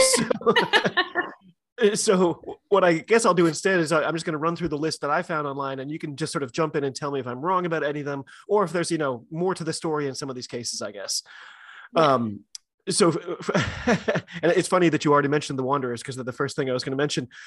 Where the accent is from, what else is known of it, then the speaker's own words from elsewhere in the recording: United States; I'm an American rugby fan